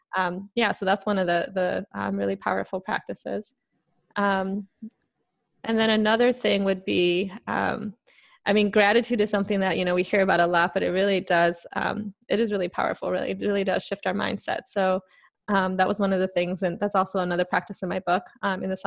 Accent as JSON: {"language": "English", "town": "Chicago", "region": "Illinois", "country": "United States", "said": "I'm from Chicago originally"}